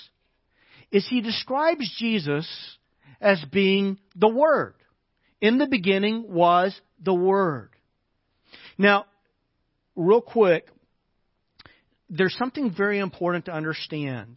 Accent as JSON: {"language": "English", "country": "United States", "said": "I'm an American."}